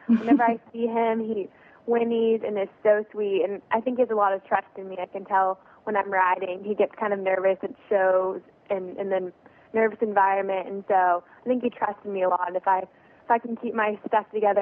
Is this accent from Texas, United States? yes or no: yes; Texas, United States; I'm from Texas